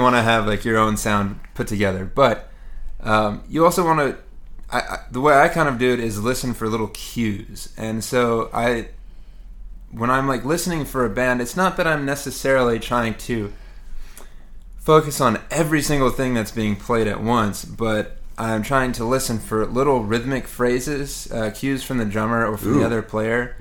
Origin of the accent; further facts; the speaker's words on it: Houston, Texas, United States; moved away as an adult; now in New York City, United States; I grew up in Houston, Texas, and uh, moved to New York to go to the City College of New York